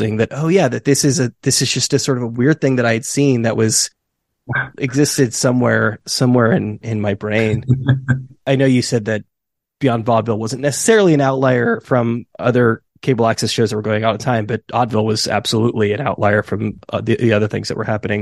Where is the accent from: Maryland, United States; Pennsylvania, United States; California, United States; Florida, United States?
California, United States; Bay Area; now in New York, United States; I'm in New York now, but I grew up in the Bay Area